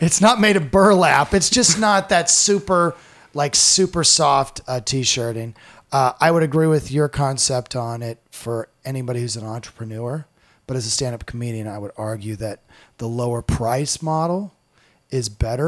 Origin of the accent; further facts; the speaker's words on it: Iowa, United States; moved away as an adult; now in Indianapolis, United States; I grew up in Iowa and I've lived in Indianapolis basically my whole adult life after college